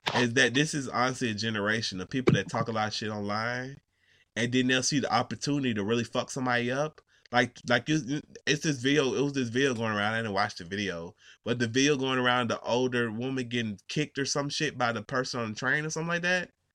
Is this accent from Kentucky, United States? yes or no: no; Georgia, United States; I'm from Georgia